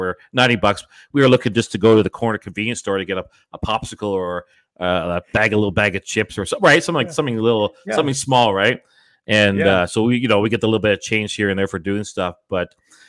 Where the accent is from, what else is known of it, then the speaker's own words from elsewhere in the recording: Scarborough, Ontario, Canada; Yeah, because I was just south of Ellesmere, just off of Scarborough Golf Club Road there.